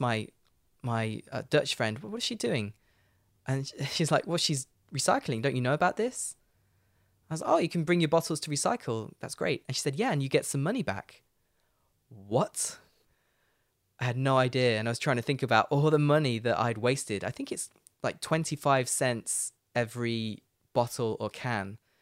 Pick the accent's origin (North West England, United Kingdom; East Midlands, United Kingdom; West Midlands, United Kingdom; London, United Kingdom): East Midlands, United Kingdom; Leicester; moved away as an adult; Leicester, where I'm from, is the furthest away you can get from the sea in Britain